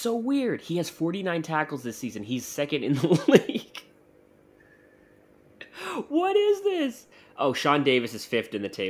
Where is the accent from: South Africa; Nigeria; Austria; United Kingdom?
Austria; This is offensive to my sensibilities, and I am from Austria.